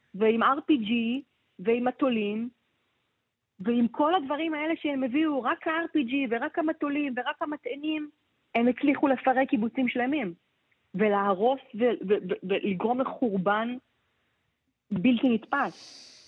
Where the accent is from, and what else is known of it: Israel